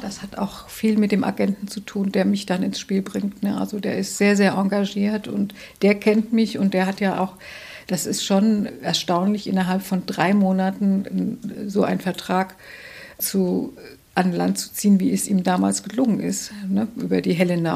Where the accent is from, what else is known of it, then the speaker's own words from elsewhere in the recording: Hesse, Germany; moved away as an adult; also born or lived in North Rhine-Westphalia / Marburg / Hamburg; now in Bremen, Germany; ich bin in Nordrhein-Westfalen geboren, aber das ist auch reiner Zufall. Aber in Hessen aufgewachsen